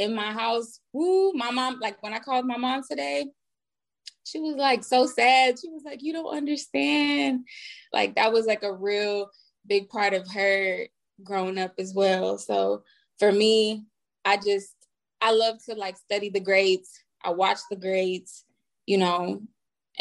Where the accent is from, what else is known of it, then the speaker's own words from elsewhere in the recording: the South, United States; moved away as an adult; also born or lived in Nashville, Tennessee / Houston, Texas; now in Los Angeles, United States; I'm from Nashville and Houston. So like I rep both.